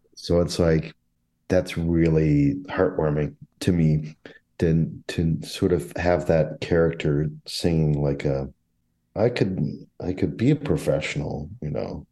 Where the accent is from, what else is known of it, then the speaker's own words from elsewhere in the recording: St. Louis, Missouri, United States; now in Chicago, United States; I grew up in the St. Louis area.